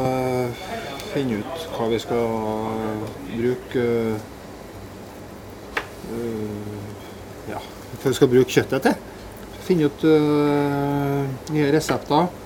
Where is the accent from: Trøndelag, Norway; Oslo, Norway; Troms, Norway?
Trøndelag, Norway; Bessaker; og er fra Vessaker.